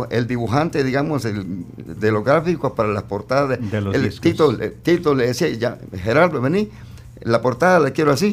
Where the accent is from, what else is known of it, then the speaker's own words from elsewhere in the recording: Panama; born there; yo nací en Panamá, madre, de, madre panameña y padre salvadoreño.